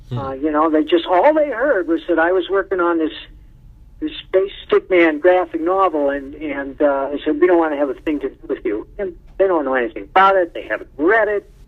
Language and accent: English; Madison, Wisconsin, United States; born there; also born or lived in Boston; now in Colorado, United States; I was born in Madison, but I moved there right after graduating. I lived there for seven years.